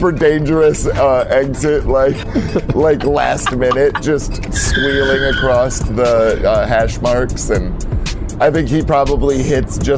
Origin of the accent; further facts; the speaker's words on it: California, United States; Like, you know, I, I grew up in California.